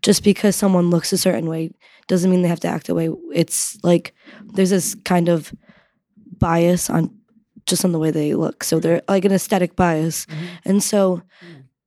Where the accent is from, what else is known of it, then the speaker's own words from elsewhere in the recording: Connecticut, United States; I'm from Connecticut